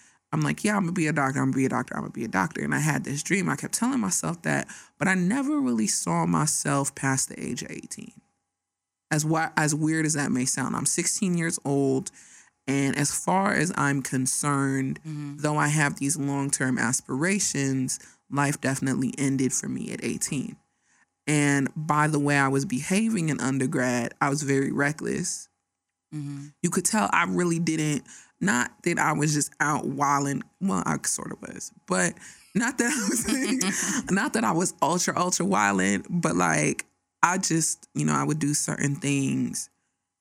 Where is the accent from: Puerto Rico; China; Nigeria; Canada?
Nigeria; being Nigerian